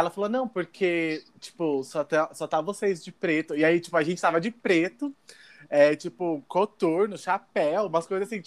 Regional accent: São Paulo, Brazil; eu sou paulista

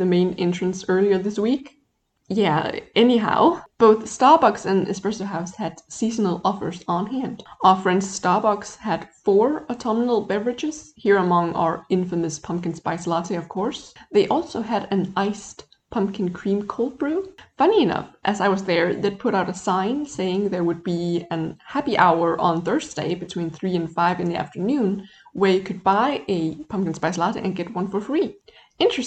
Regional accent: Denmark; I come from Denmark

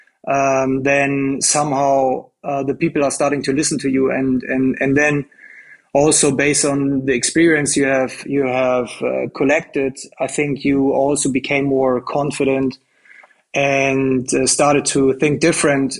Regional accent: Germany; I grew up in Germany, a German boy playing football pretty much all my life

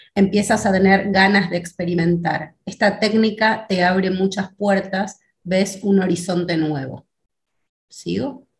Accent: Argentina; also born or lived in Buenos Aires; soy de Argentina, vivo en la ciudad de Buenos Aires

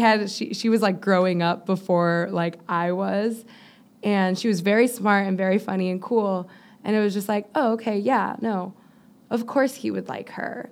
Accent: Miami, Florida, United States; moved away; I'm from Miami

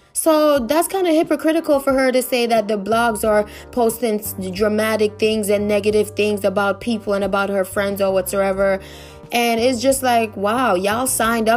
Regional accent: New York, United States; I'm from New York too.

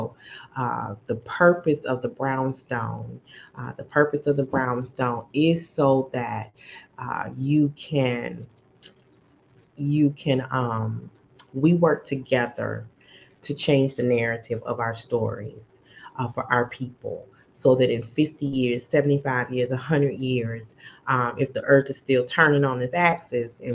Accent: Chicago, Illinois, United States; now in Dallas, United States; I'm from Chicago

